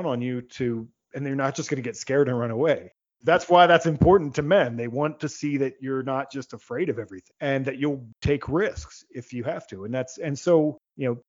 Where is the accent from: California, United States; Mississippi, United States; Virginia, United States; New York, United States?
Virginia, United States; I'm in the United States. I grew up in Virginia